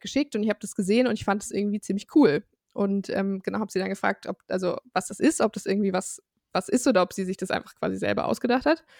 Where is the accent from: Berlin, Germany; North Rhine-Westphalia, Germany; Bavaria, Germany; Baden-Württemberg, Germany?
North Rhine-Westphalia, Germany; Bonn; ich komme aus Bonn im wunderschönen Rheinland